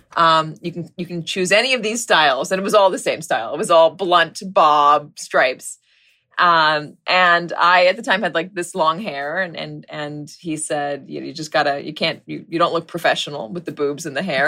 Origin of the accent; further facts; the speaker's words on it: Los Angeles, California, United States; moved away; my hometown, the Palisades, which, which is a, it's a nice place. It's gotten extremely wealthy since I left